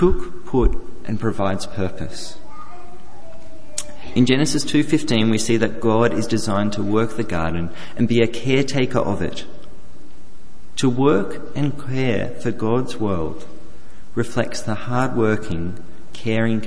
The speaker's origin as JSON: {"language": "English", "country": "Australia", "tie": "born or raised there", "said": "the farm that I grew up on the New South Wales-Victorian border"}